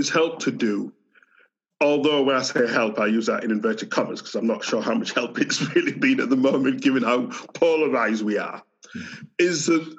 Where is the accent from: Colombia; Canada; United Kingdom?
United Kingdom; Yorkshire and the Humber; accent: Yorkshire; I've grown up as a migrant in Britain. So this is a Yorkshire accent. So I've got a British passport, spent all my life in Britain